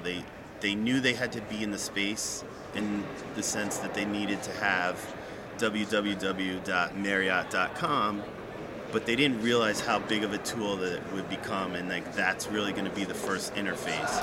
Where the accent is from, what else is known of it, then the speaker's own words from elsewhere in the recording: New York, United States; also born or lived in Maryland / Virginia; now in Washington, D.C. area, United States; Originally from New York lived outside the DC area, both in Maryland, Virginia, for about the past 25 years.